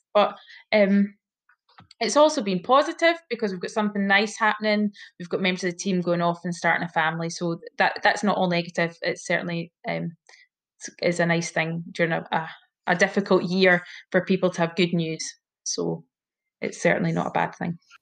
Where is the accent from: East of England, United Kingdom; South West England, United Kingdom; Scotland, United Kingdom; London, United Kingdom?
Scotland, United Kingdom; hometown about 15 miles from Dalbeattie; also born or lived in Cardiff, Wales; came back to my my hometown and um, did my vocational training year there.